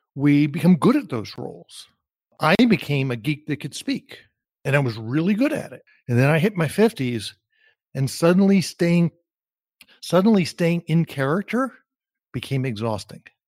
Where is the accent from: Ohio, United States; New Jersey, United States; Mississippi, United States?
New Jersey, United States; moved away; also born or lived in Austin; growing up in New Jersey. I grew up in an entirely Jewish community